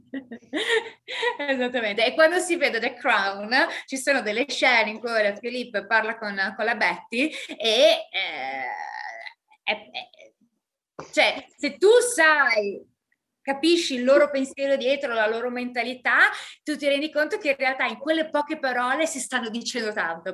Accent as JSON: {"language": "Italian", "country": "Italy", "tie": "born or raised there", "moved": "yes", "said": "io sono nata in Italia, sono stata cresciuta"}